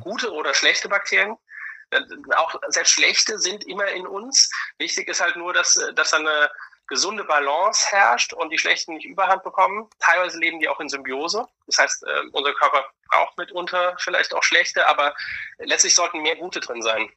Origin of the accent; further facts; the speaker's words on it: Germany; bei uns in Deutschland im Land des Sauerkrauts, wir werden ja weltweit die Krauts genannt